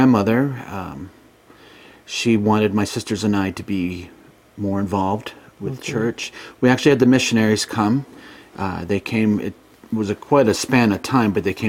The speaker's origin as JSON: {"language": "English", "area": "Worcester County", "region": "Massachusetts", "country": "United States", "tie": "born or raised there", "moved": "yes", "lives_now": "Pennsylvania, United States", "said": "I grew up in a small town a little bit away from Worcester's in the sticks"}